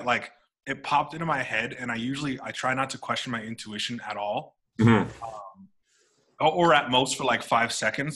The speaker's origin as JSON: {"language": "English", "region": "Northern California", "country": "United States", "said": "I'm from Northern California"}